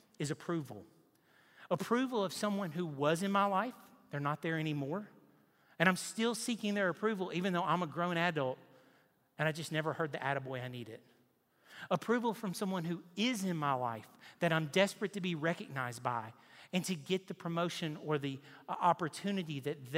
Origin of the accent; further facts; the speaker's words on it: Nashville, Tennessee, United States; now in Knoxville, United States; I grew up in Nashville on the lake.